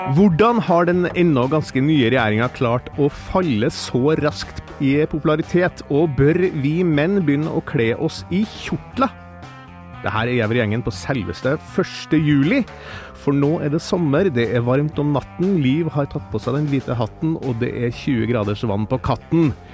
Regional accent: Steinkjer, Trøndelag, Norway; moved away; jeg vokste opp i, eh, i Steinkjer eh, i Nord-Trøndelag, gamle Nord-Trøndelag

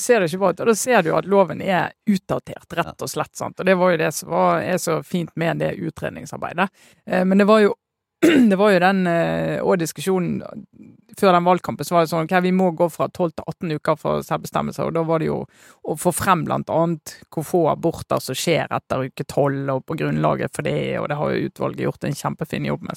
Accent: Western Norway, Norway; som vestlending

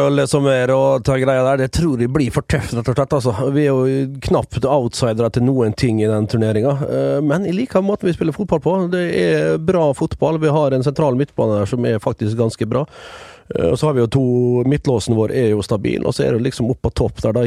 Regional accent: Vestnes, Møre og Romsdal, Norway; moved away; som det heter hjemme på Vestnes

